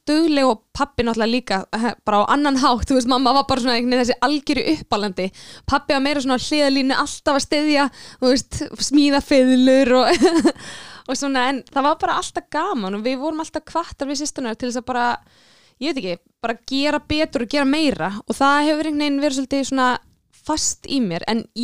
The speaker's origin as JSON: {"language": "Icelandic", "town": "Mosfellsbær", "region": "Capital Region", "country": "Iceland", "tie": "born or raised there", "said": "ég fættist og ólst upp í Mosó og var bara, byrjaði að spila fylgli þegar ég var fjagra ára gömul"}